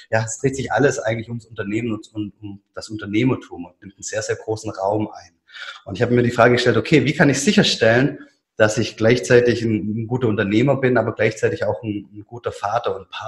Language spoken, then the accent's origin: German; Biberach, Baden-Württemberg, Germany; in, Biberach zwischen Ulm und dem Bodensee. Und ja, man hört ich bin ähm, Schwabe durch und durch